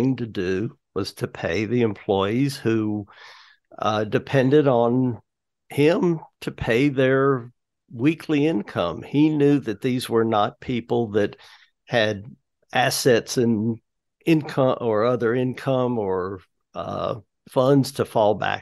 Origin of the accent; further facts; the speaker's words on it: High Point, North Carolina, United States; now in Greensboro, United States; I grew up in High Point, and I moved to Greensboro later on after I was married